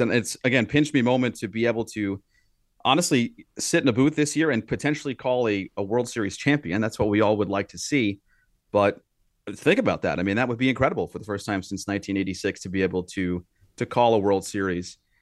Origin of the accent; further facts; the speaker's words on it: New York, United States; growing up in New York